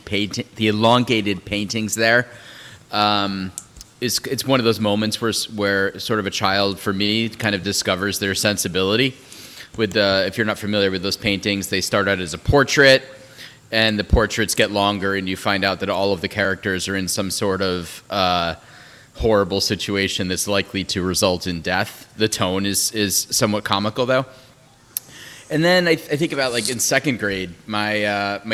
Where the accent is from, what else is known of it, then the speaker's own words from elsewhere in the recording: Southern Connecticut, United States; My family were growing up in Southern Connecticut